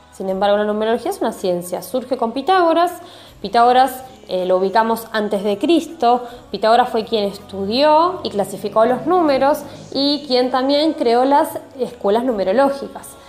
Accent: Mar del Plata, Buenos Aires Province, Argentina; soy de la ciudad de Mar del Plata, en la provincia de Buenos Aires, Argentina

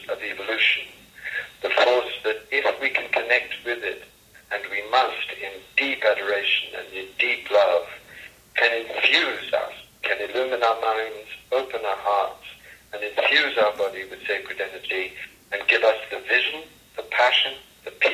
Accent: Coimbatore, Tamil Nadu, India; moved away; my father was dying in Coimbatore, the place where I was born in South India

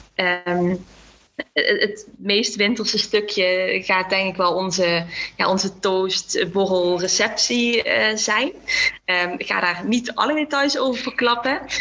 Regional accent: Limburg, Netherlands; ik ben opgegroeid in Limburg

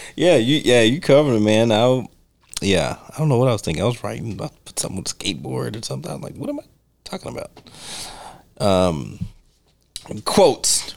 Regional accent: United States; I'm American.

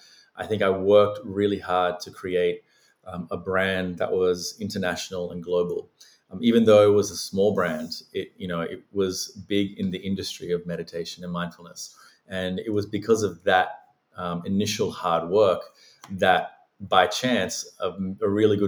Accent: Sri Lanka; now in Australia; I was born and raised in the Buddhist tradition in Sri Lanka.

